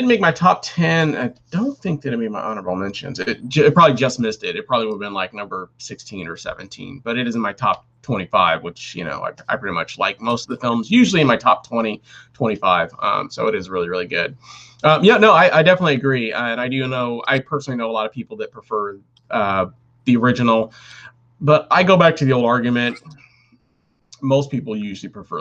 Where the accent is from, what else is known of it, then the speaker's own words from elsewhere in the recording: United States; I'm American